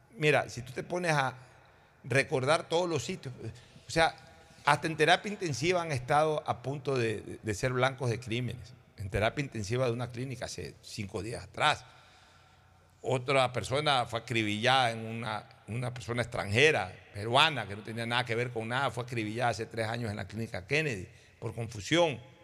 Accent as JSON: {"language": "Spanish", "town": "Guayaquil", "region": "Guayas", "country": "Ecuador", "tie": "born or raised there", "said": "Yo hoy acá en Guayaquil ya casi no quiero estar y soy esencialmente guayaquileño"}